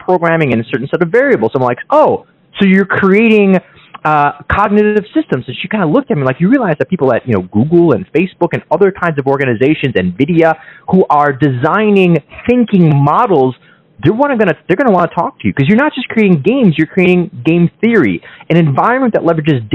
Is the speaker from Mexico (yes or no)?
no; Kyiv, Ukraine; now in United States; I was born in Kiev, Ukraine, and we came to the States in the early 90s